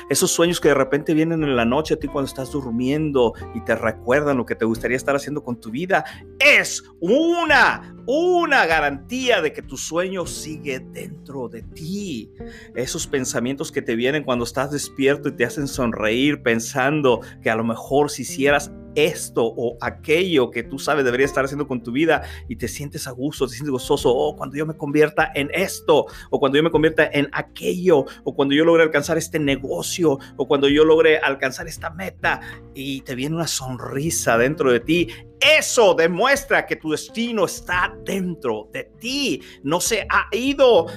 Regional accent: Reynosa, Tamaulipas, Mexico; mi ciudad natal, Reynosa, Tamaulipas, México

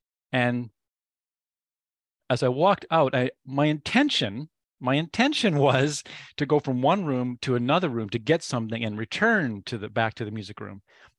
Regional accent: British Columbia, Canada; also born or lived in Nova Scotia / Ontario / Quebec / Alberta; So I was born in Nova Scotia. And we moved every 2.5 years. So I lived in Nova Scotia. I lived in Ontario. I lived in Quebec. I lived in Alberta. And then he ended up retiring in British Columbia.

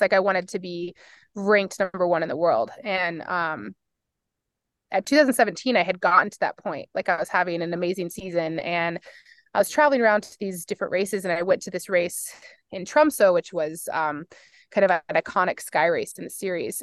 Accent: Fort Collins, Colorado, United States; now in Boulder, United States; I grew up in Fort Collins, Colorado

